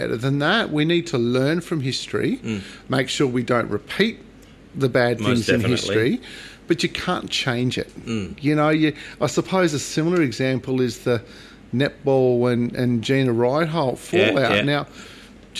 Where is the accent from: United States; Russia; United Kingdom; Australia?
Australia; Broken Hill, New South Wales; also born or lived in Newcastle / Papua New Guinea; I grew up in Broken Hill